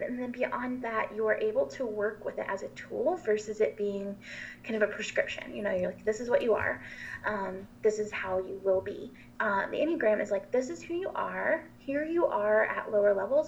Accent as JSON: {"language": "English", "town": "Asheville", "region": "North Carolina", "country": "United States", "said": "I'm from Asheville, North Carolina"}